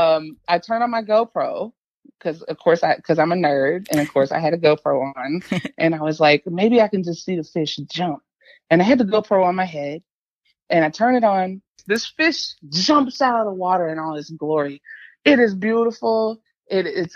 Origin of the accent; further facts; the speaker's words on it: Alabama, United States; I'm born and raised in Alabama